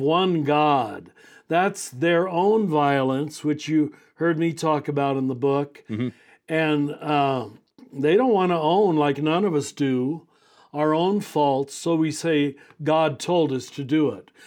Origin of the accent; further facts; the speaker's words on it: Kansas, United States; moved away as an adult; now in New Mexico, United States; grew up in Kansas, but I've been here in New Mexico for 32 years